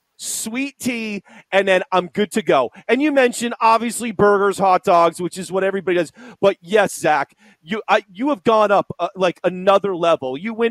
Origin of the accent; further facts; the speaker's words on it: Springfield, Massachusetts, United States; born and raised in New England, I lived 3 years in Boston. Everybody up there, nobody likes college football, and I can't stand it. I'm from Springfield, Massachusetts.